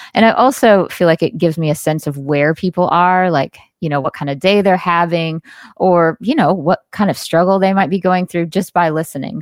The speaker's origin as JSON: {"language": "English", "town": "Jackson", "region": "Mississippi", "country": "United States", "tie": "born or raised there", "said": "I was born and raised in the Deep South"}